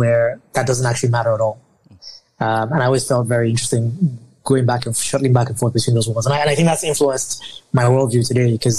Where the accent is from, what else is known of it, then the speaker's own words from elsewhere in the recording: Lagos, Nigeria; I was born in Lagos, Nigeria, you know, family of five. I'm the last of three children. I have two older siblings. My immediate older sibling is my sister, and then my brother is the oldest. I grew up in Lagos, you know, spent most of my childhood here